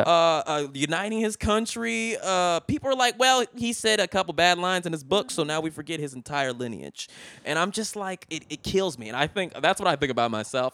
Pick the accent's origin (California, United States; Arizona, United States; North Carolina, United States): California, United States; Richmond; moved away; where I'm from, Richmond is, like, it, when I was growing up, like, in, like, two thousand one, Richmond was, like, the eleventh most dangerous city in the country